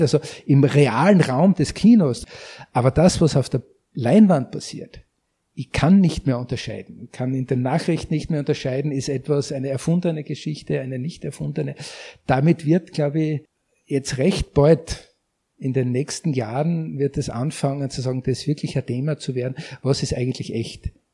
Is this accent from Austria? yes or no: yes; Austria; bei uns in Österreich